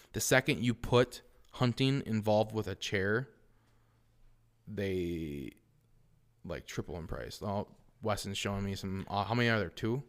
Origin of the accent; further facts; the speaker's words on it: Wausau, Wisconsin, United States; I came from Wausau West